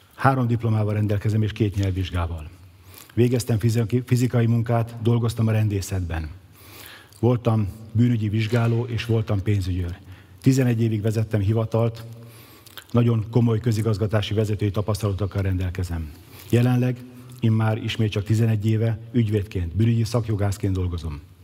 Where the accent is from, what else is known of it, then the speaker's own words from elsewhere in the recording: Szeged, Csongrád-Csanád, Hungary; szegedi születésű, szegedi lakos